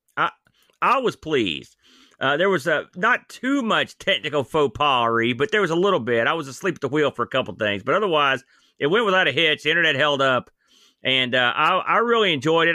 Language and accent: English; New Jersey, United States; now in West Virginia, United States; I'm from New Jersey, technically